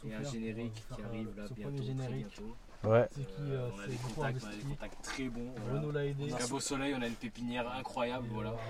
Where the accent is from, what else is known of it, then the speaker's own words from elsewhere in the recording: France; born there; Je suis portugais, j'aime Guimarães. Je suis né en France, je suis portugais.